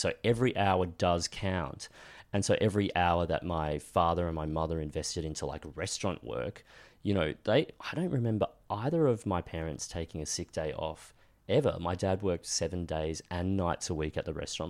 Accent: Sunshine Coast, Queensland, Australia; I grew up on the Sunshine Coast as a kid

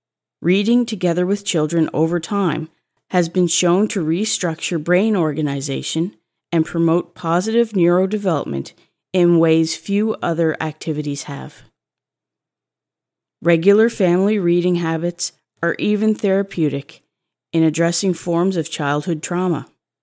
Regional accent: Saskatchewan, Canada; Growing up in Saskatchewan, I remember lounging in an antique carpeted bathtub, the kind with legs, which sat in the kids' section of my small town library.

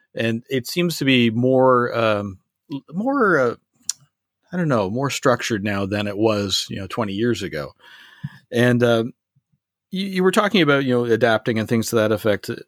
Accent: Canada; I am Canadian

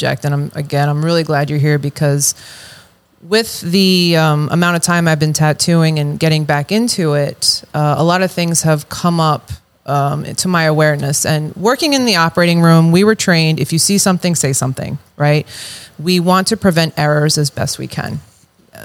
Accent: Long Island, New York, United States; I am from Long Island, New York

